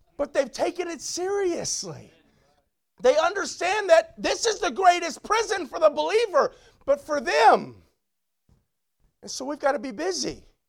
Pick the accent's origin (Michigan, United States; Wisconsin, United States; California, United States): California, United States; Long Beach; the church I grew up is in Long Beach